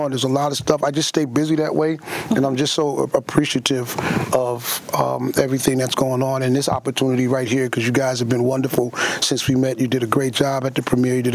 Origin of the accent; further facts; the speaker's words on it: Queens, New York, United States; also born or lived in Long Island / Charleston; I am a Queens boy. I was born in Jamaica, mm-hmm. Queens. Mm-hmm. I grew up in Queens, Long Island, upstate New York, mm-hmm. uh, down south in Charleston, mm-hmm. and now I'm in the Bronx.